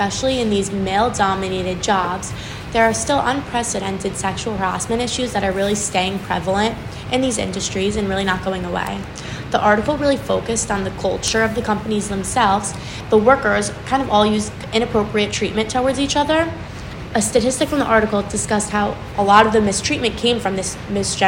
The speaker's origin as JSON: {"language": "English", "town": "Livingston", "region": "New Jersey", "country": "United States", "said": "I'm from Livingston, New Jersey"}